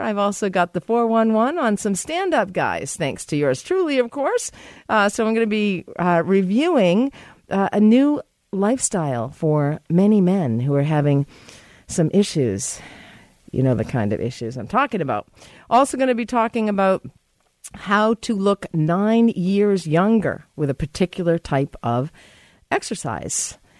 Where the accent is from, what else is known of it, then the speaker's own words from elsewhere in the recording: United States; I am American.